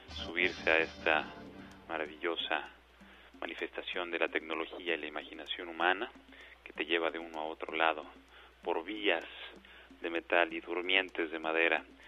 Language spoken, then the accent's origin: Spanish; Mexico; lo somos los mexicanos